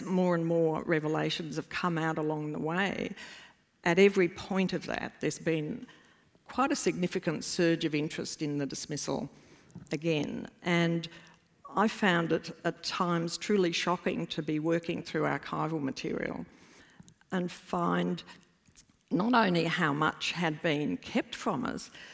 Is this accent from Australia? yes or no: yes; Australia; as an Australian